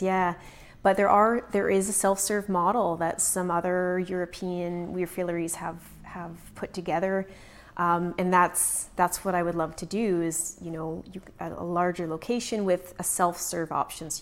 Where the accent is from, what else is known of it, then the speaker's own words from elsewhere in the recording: Prince George, British Columbia, Canada; also born or lived in Kelowna / Vernon; We're both from Prince George